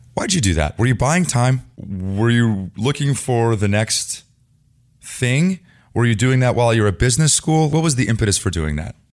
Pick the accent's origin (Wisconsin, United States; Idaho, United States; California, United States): California, United States; Los Altos; I lived in Los Altos. You lived in Los Altos. Yes. I grew up there